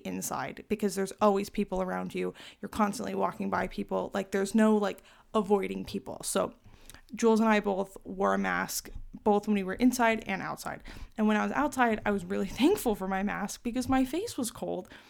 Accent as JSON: {"language": "English", "region": "Arizona", "country": "United States", "said": "I'm from Arizona, so I don't really experience, like, the cold."}